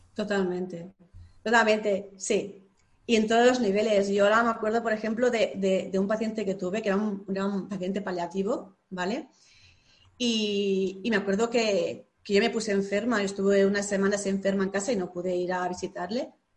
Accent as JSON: {"language": "Spanish", "town": "Lleida", "region": "Catalonia", "country": "Spain", "said": "soy de Lleida y Lleida es una ciudad pequeñita"}